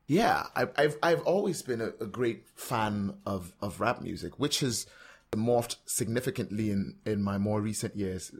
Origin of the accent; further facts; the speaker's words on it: Calabar, Cross River, Nigeria; moved away; also born or lived in Port Harcourt, Rivers State; I grew up in Cross River State. I grew up in Calabar